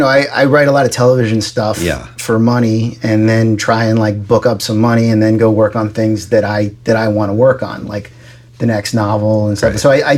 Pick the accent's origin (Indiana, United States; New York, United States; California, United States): New York, United States; now in Los Angeles, United States; Right, I grew up in New York. I guess I got to start with that. Yeah, I grew up in New York. I lived in New York. I went to school in New York.